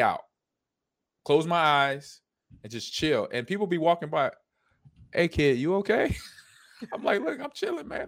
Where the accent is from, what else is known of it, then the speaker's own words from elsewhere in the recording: Los Angeles, California, United States; I grew up in Los Angeles.